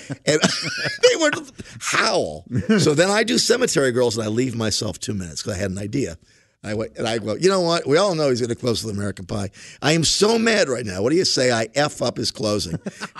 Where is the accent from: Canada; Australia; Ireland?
Ireland; but I'm Irish.